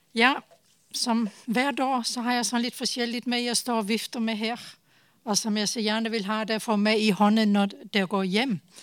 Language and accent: Norwegian; Denmark; Norwegian is a second language; moved away as an adult; now in Tanzania; nå er jeg dansk